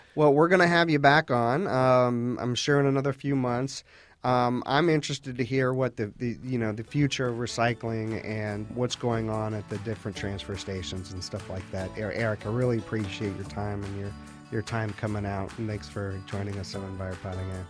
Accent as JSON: {"language": "English", "area": "Fairfax County", "region": "Virginia", "country": "United States", "tie": "born or raised there", "said": "I grew up here in Fairfax County"}